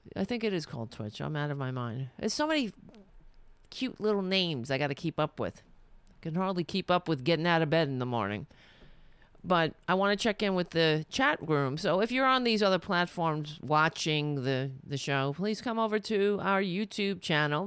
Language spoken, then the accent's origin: English; New York City, New York, United States; I'm Irish, but I, I grew up on Staten Island